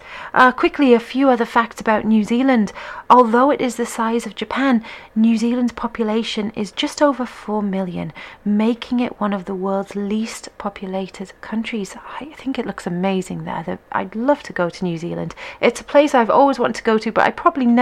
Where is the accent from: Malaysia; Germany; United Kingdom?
United Kingdom; England; being an English person